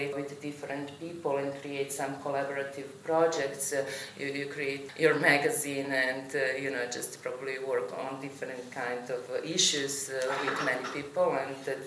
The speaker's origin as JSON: {"language": "English", "town": "Belgrade", "country": "Serbia", "moved": "yes", "lives_now": "Vienna, Austria", "said": "I'm coming from Belgrade. I work in Vienna at the Academy of Fine Arts"}